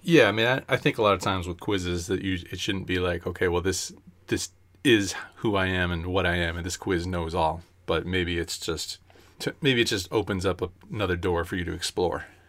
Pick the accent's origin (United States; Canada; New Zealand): United States